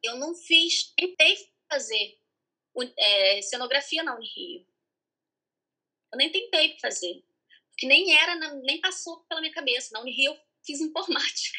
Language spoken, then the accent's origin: Portuguese; Piraí, Rio de Janeiro, Brazil; Sou de Piraí. Piraí, interior do estado.